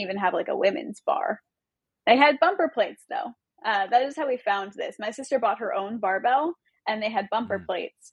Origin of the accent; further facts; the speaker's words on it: Long Beach, California, United States; I'm from Long Beach. I'm SoCal born okay. and raised